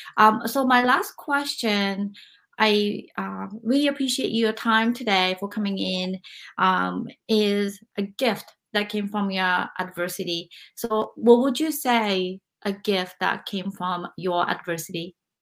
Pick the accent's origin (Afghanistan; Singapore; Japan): Japan; I'm from Japan